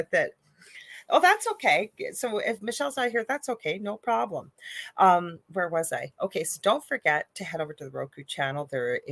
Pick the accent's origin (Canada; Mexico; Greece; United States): Canada; I am a Canadian spiritual medium and psychic